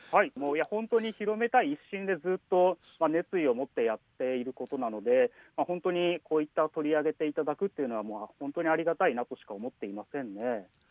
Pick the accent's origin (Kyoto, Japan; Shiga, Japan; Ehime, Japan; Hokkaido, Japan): Ehime, Japan; Matsuyama; moved away; also born or lived in Tokyo; あの僕も松山出身なので、はい、小さい頃から俳句の世界、はい、そして句会とか、はい、あのまあ、身近に感じてきたので